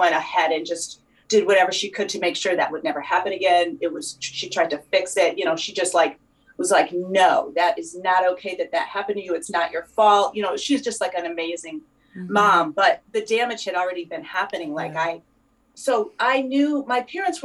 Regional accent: New York, United States; now in near Boston, United States; I was born in New York

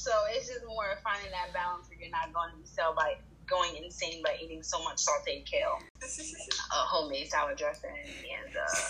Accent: Connecticut, United States; now in Brooklyn, United States; I am the health and wellness and nutrition coach of Passport to Fitness. I'm originally from Connecticut, but right now I reside in Brooklyn, New York.

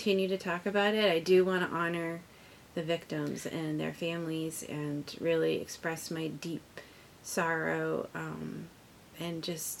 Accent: Lewiston, Maine, United States; it's my hometown, it's where I was born, it's where my parents were born and raised, and my husband's family as well. My husband was born in Lewiston.

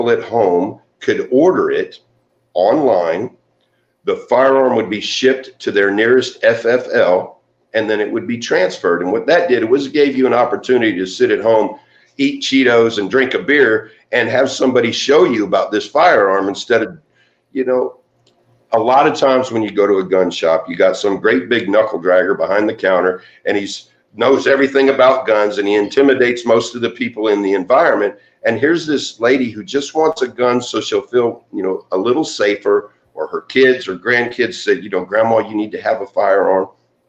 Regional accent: San Jose, California, United States; born there; I was born in San Jose, California, and I was adopted about 3 weeks after I was born.

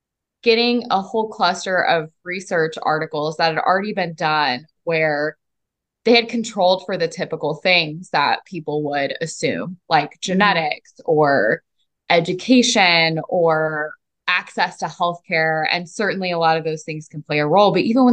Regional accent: Mississippi, United States; So I grew up in Mississippi, despite me lacking an accent, as you may notice, although it does come out a little bit when I'm angry and or intoxicated. And my family was not from the South.

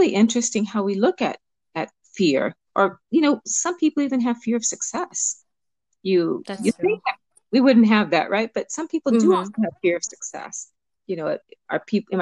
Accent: Los Angeles, California, United States; also born or lived in Cuba; I was born in Cuba and I was raised in Los Angeles

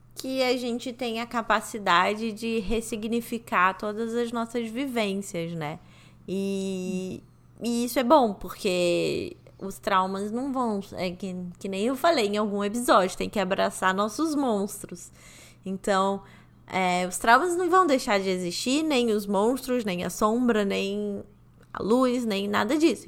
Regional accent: Rio de Janeiro, Brazil; moved away; eu já não morava mais no Rio de Janeiro, sabe? Quando eu saí do Rio de Janeiro

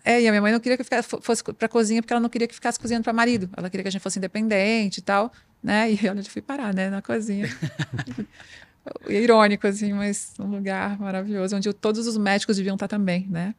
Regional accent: Santa Catarina, Brazil; nasci em Santa, Santa, Catarina, que é o estado que mais produz carne do Brasil

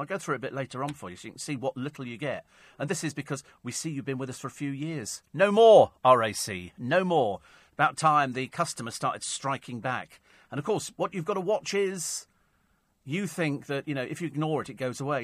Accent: Bromley, London, United Kingdom; I was born in Bromley, although I was very young at the time.

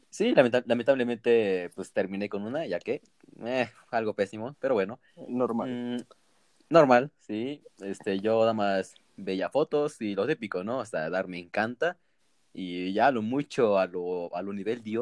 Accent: Mexico City, Mexico; que sí conociera a alguien de Azcapotzalco, yo soy de Vallejo y...

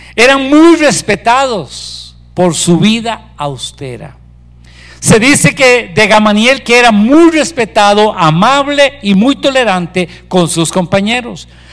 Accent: Costa Rica; Nosotros somos chiquillos chineados del Señor aquí en Costa Rica

